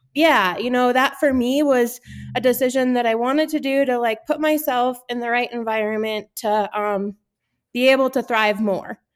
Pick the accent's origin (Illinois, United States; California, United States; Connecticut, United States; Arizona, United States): Connecticut, United States; now in Gunnison, United States; I grew up in Connecticut, um, kind of halfway between New York City and Boston.